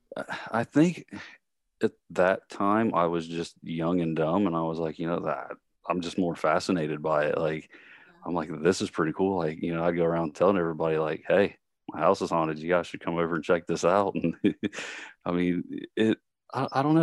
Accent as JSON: {"language": "English", "town": "Columbus", "region": "Ohio", "country": "United States", "tie": "born or raised there", "also_born_or_lived": "Kentucky", "said": "I'm originally, um, from Columbus"}